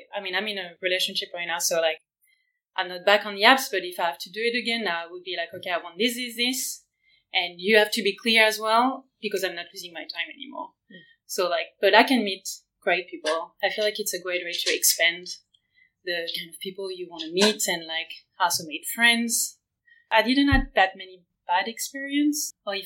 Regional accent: France; now in Berlin, Germany; I'm from France. I live in Berlin right now

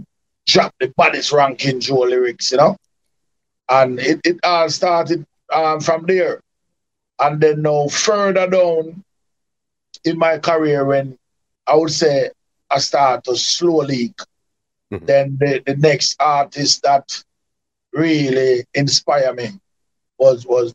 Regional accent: Kingston, Jamaica; also born or lived in Canada; my original Kingston 11

